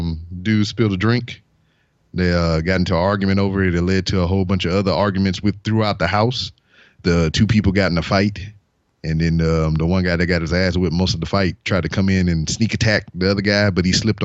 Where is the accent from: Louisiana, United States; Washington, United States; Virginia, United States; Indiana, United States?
Louisiana, United States; Lake Charles; born there; I was born in 1982 in Lake Charles, Louisiana.